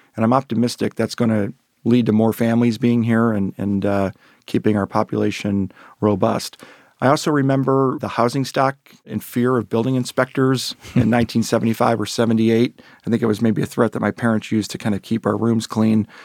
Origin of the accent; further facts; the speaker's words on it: Lakewood, Ohio, United States; come back, uh, to Lakewood here to work in my hometown